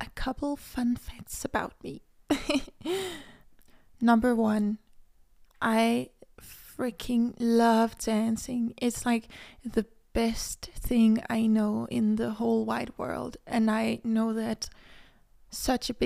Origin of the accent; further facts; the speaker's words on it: Denmark; English is a second language; I live in Denmark, but I am half Cuban and half Danish. I was born in Denmark, so I speak Danish fluently